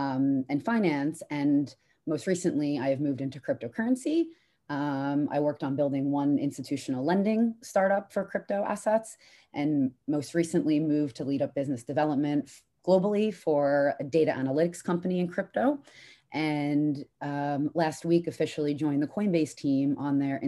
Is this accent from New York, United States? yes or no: yes; New York City, New York, United States; moved away as an adult; also born or lived in London, United Kingdom; now in United Kingdom; I'm from New York, lived in New York